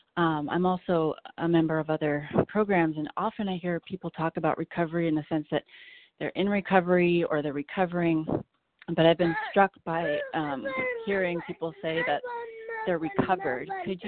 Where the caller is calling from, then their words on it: California, United States; I'm calling from California.